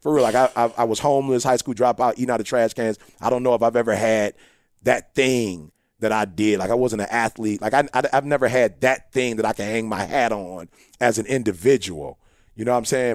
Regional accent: Chicago, Illinois, United States; We're originally from Chicago

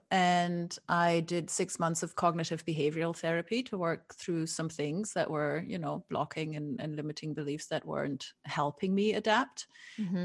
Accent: Germany; moved away as an adult; also born or lived in Scotland / London / Barcelona / Canary Islands; now in Brooklyn, United States; I was born and raised in Germany, and then I moved around a lot.

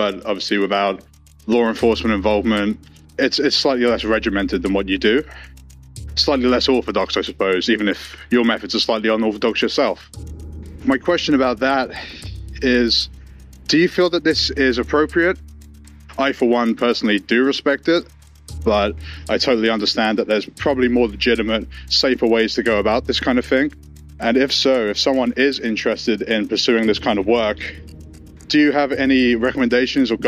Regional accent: Cambridge, East of England, United Kingdom; I'm from Cambridge, England

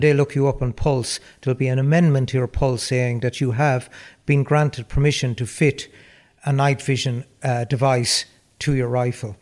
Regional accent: Roscrea, Tipperary, Ireland; my hometown in Ross Gray, uh, the Kinnity area

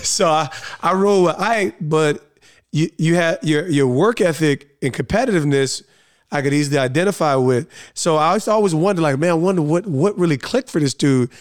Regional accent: East Orange, New Jersey, United States; also born or lived in Montclair, New Jersey; growing up in East Orange, which is re, extremely urban

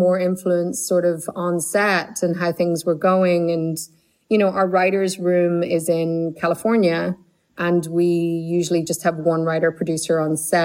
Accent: Ireland; growing up in Ireland

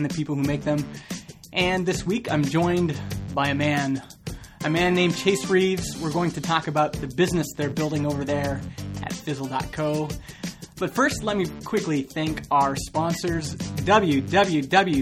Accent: Canada; accent: Southern American accent plus like a Northern Canadian accent; because I'm Canadian. I'm born in Canada.

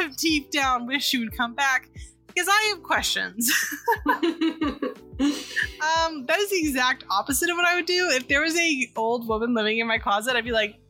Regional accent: California, United States; I'm from California

